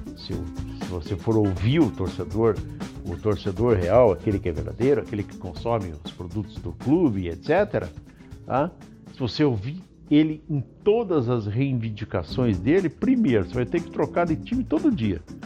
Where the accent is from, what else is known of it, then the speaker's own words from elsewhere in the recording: Brazil; Nós que somos brasileiros